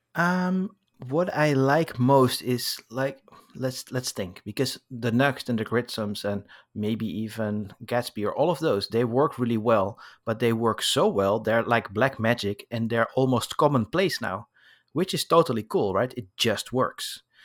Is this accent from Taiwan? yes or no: no; Amsterdam, North Holland, Netherlands; now in Paris, France; I was born in Amsterdam, but now I live in Paris